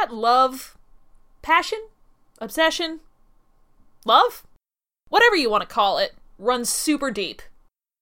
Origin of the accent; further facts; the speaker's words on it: Midwest, United States; now in North Carolina, United States; I grew up in the Midwest